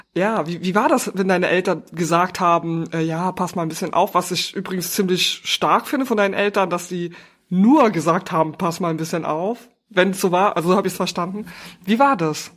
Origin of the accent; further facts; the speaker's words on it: Trier, Rhineland-Palatinate, Germany; now in Berlin, Germany; Ich komme aus Trier und bin geflüchtet nach Berlin